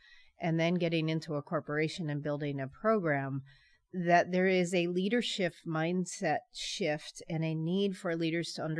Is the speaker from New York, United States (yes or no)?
no; San Francisco, California, United States; now in Paw Paw, United States; I hail from San Francisco Bay Area, born and raised California.